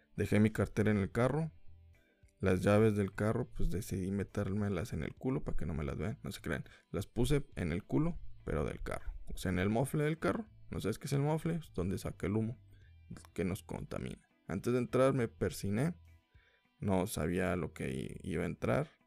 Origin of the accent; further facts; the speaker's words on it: Mexico; soy mexicano